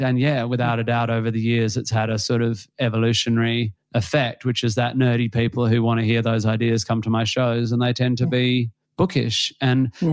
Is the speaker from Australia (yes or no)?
yes; Western Australia, Australia; being Australian or West Australian